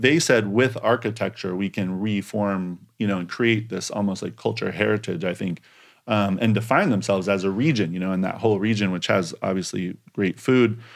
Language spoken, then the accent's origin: English; Eugene, Oregon, United States; moved away as an adult; also born or lived in Portland, Oregon / Japan; now in New York, United States; University of Oregon 'cause that's my hometown